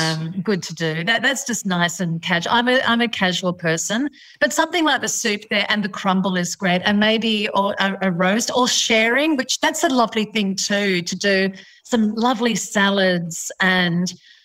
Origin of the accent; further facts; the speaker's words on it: Sydney, New South Wales, Australia; I grew up in Sydney in a suburb called West Pymble, and we had our West Pymble shops and I was in the supermarket there.